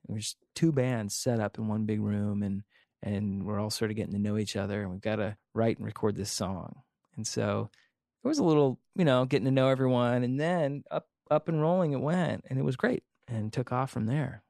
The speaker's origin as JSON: {"language": "English", "town": "Antioch", "region": "California", "country": "United States", "tie": "born or raised there", "also_born_or_lived": "Pleasant Hill, California / Oakland, California", "said": "I grew up in California"}